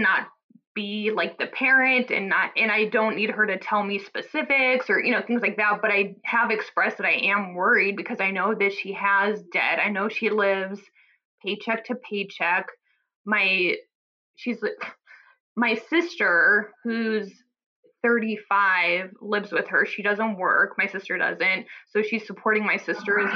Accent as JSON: {"language": "English", "town": "Omaha", "region": "Nebraska", "country": "United States", "moved": "yes", "lives_now": "New Haven, United States", "said": "I'm from the Midwest. She's still in Omaha, Nebraska, where I'm from, and we're out in Connecticut."}